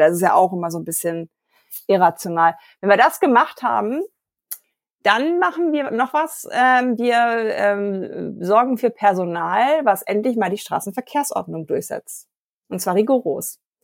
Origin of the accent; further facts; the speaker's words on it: Germany; wir als Deutsche